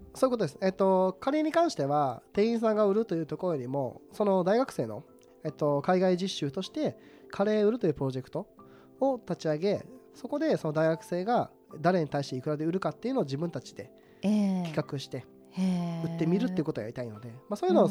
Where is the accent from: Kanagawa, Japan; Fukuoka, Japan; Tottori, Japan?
Tottori, Japan; moved away; 私がその鳥取県という、あの、人口四十七位